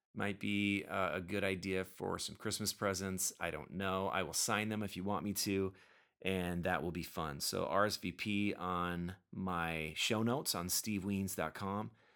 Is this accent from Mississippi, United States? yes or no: no; Minnesota, United States; shout-outs to the fine folks in Minnesota. You guys are my peeps, my hometown crowd